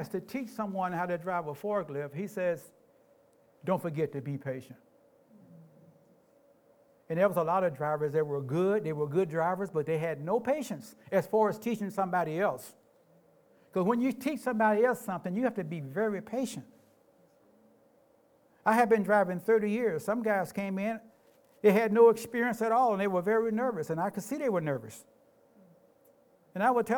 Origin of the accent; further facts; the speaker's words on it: Memphis, Tennessee, United States; moved away as an adult; now in Tacoma, United States; I grew up in Memphis.